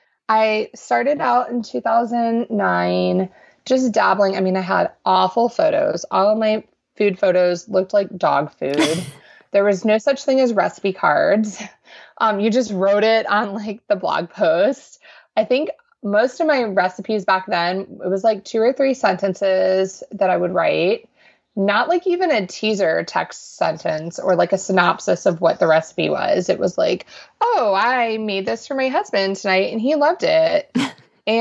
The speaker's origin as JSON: {"language": "English", "country": "Panama", "tie": "born there", "said": "I was born in Panama in Central America."}